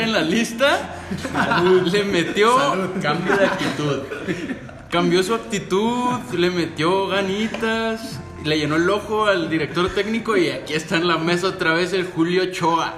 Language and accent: Spanish; Mexico; nos está preocupando a todos como mexicanos